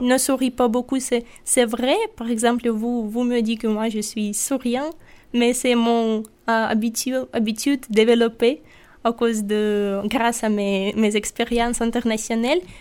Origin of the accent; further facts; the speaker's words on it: Sakhalin Oblast, Russia; French is a second language; now in Nîmes, France; je viens de Sakhalin, c'est l'île près du Japon.